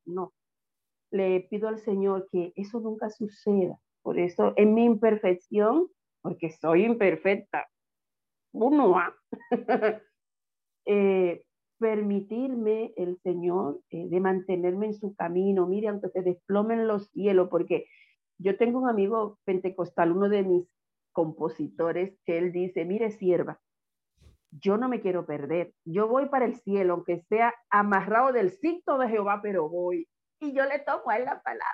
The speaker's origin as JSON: {"language": "Spanish", "town": "Villa Altagracia", "region": "San Cristóbal", "country": "Dominican Republic", "tie": "born or raised there", "said": "cuando estaba pequeña, en mi, en mi pueblo, Villa Gracia"}